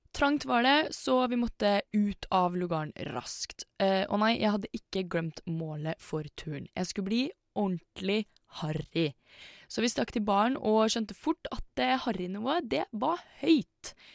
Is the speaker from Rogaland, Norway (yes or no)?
no; Indre Østfold, Norway; jeg er fra Indre Østfold